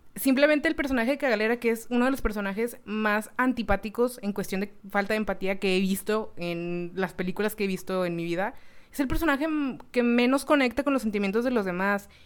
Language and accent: Spanish; Mexico; now in Monterrey, Mexico; como mexicanos